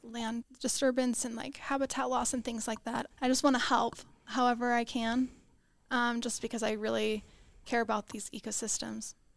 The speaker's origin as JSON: {"language": "English", "town": "Houston", "region": "Texas", "country": "United States", "tie": "born or raised there", "said": "I grew up in Houston, Texas"}